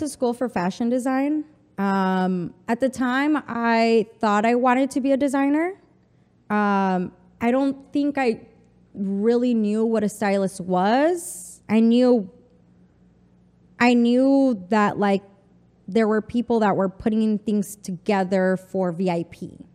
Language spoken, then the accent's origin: English; El Paso, Texas, United States; first language Spanish; English is a second language; moved away as an adult; also born or lived in Mexico City / Chihuahua; now in New York, United States; I'm from the border. I'm from El Paso, Texas